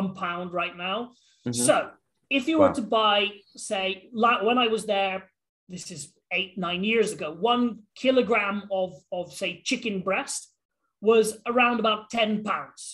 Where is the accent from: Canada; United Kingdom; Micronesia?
United Kingdom; Hereford, West Midlands; moved away as an adult; also born or lived in Rugby / London; now in Brazil; when I was around about 1 or 2 years old, we moved back to my parents' hometown, which is Hereford, which is right on the border of Wales